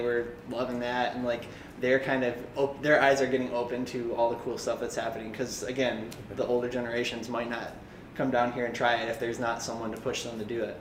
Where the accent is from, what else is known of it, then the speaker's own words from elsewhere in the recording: Livonia, Michigan, United States; I'm from here. I'm from Livonia